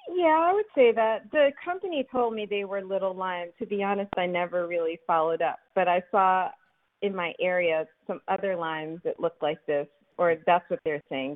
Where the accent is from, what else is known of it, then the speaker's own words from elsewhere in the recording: Philadelphia, Pennsylvania, United States; moved away as an adult; now in Alexandria, United States; I grew up in Philadelphia